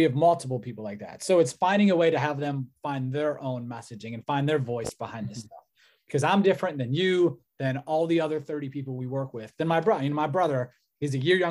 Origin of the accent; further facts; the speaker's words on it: Cleveland, Ohio, United States; I'm from Cleveland